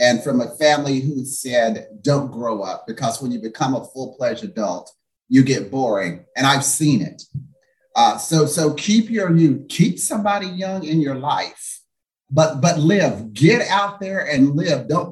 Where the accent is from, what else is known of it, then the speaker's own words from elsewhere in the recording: Greeneville, Tennessee, United States; now in Palm Springs, United States; a little colored boy from Greenville, Tennessee, in Palm Springs